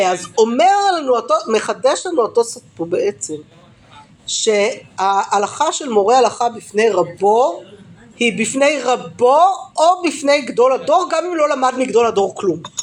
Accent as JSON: {"language": "Hebrew", "town": "Jerusalem", "region": "Jerusalem District", "country": "Israel", "tie": "born or raised there", "said": "ברובע, בסדר, איפה שגדלתי"}